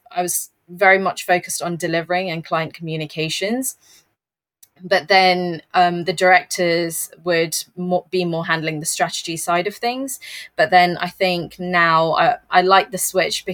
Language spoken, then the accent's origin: English; London, United Kingdom; I'm from London and I'm a senior account manager at Digitas UK